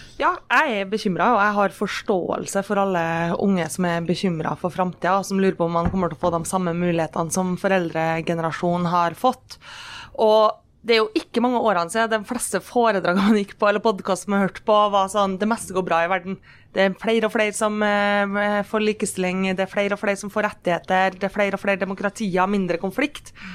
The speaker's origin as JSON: {"language": "Norwegian", "town": "Kristiansund", "region": "Møre og Romsdal", "country": "Norway", "said": "Når jeg er hjemme i Kristiansund"}